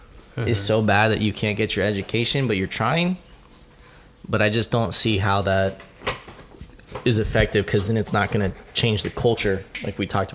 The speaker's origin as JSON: {"language": "English", "town": "San Bernardino", "region": "California", "country": "United States", "tie": "born or raised there", "said": "I grew up in California. I grew up in San Bernardino."}